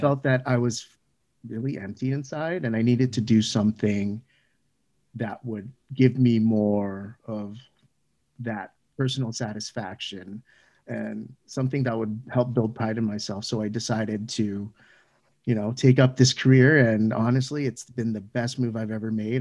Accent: Canada; a Canadian child born, uh, from Filipino immigrant parents

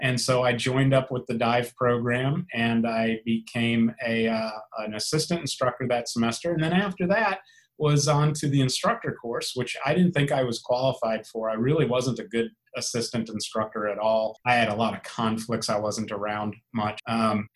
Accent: South Florida, United States; I grew up diving here in South Florida

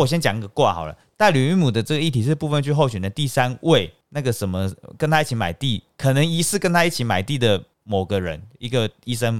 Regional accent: Taiwan

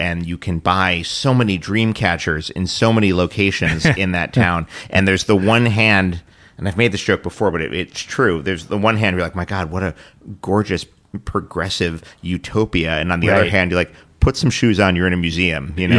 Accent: New York City, New York, United States; I grew up in New York City.

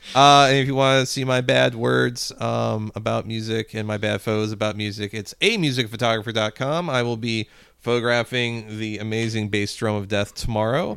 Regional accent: Spanish Lake, Missouri, United States; growing up in Spanish Lake

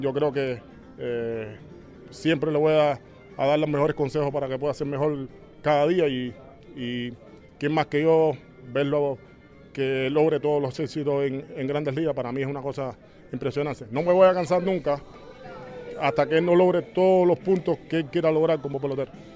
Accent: Cuba; moved away; en el lugar donde estoy soy cubano por encima de todo

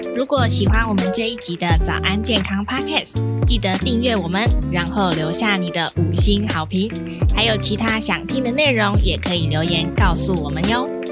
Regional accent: Taiwan; 我们台湾人

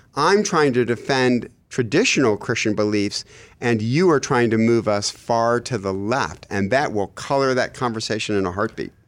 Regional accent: Michigan, United States; I'm from Michigan

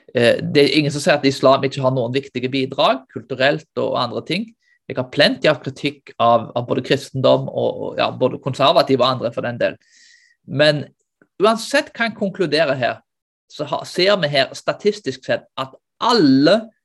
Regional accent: Norway; vi som nordmenn

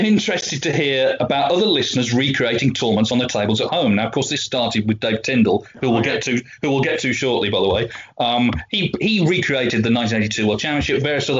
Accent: South West England, United Kingdom; I grew up in Cornwall, so the highlight of the calendar was undoubtedly the Regal Cornish

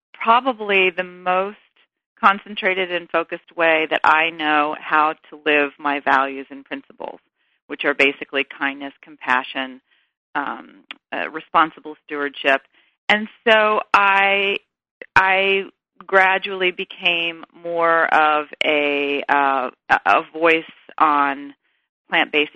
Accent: the South, United States; I'm a girl from the South

